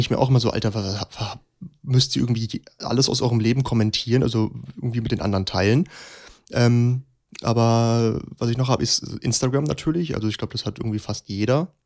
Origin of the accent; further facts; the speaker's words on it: Hesse, Germany; gerade als Hesse dann noch in Berlin